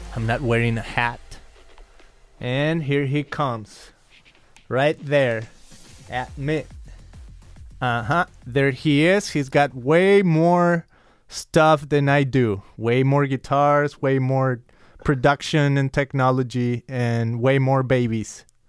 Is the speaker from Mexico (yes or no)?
yes; Guadalajara, Jalisco, Mexico; now in Costa Mesa, United States; I came from Guadalajara, Mexico